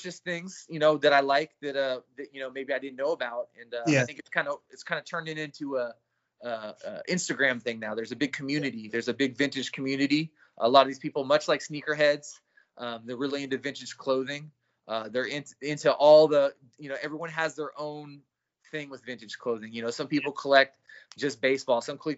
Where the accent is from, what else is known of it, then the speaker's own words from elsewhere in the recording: San Francisco, California, United States; I grew up in San Francisco in the city I was born and raised